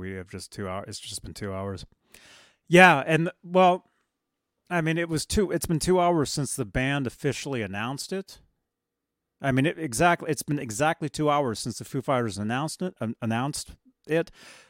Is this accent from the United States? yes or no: no; Colombia; I'm from Colombia.